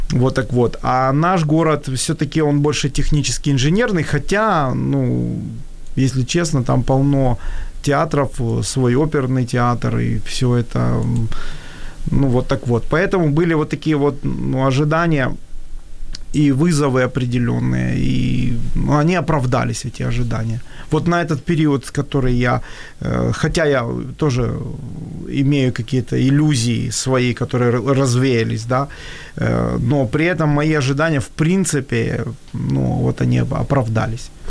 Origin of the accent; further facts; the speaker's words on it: Kyiv, Ukraine; moved away as an adult; я все-таки э, всю жизнь родился и вырос в Киеве, и у меня сформировался менталитет, и я же уже не молод. То есть я уже туда поехал в 45.